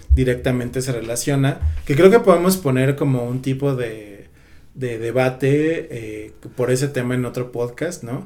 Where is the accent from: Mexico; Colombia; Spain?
Mexico; como mexicanos